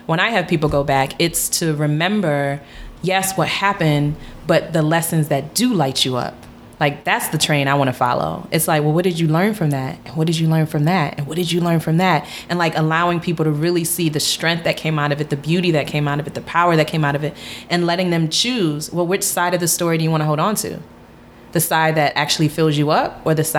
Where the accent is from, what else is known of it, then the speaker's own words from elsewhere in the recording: United States; being Ghanaian, growing up in America